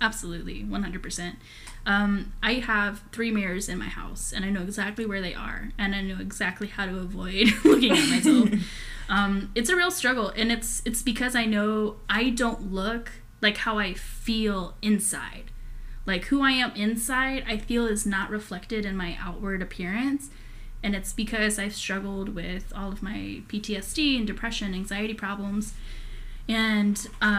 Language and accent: English; Austin, Texas, United States; So we're from Austin, Texas. This is how we hear talk down here in the South.